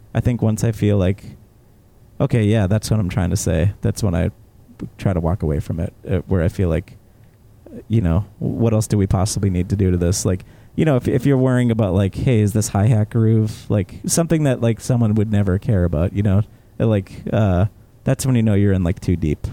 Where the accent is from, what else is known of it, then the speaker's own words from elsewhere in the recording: South Shore, Massachusetts, United States; growing up in the South Shore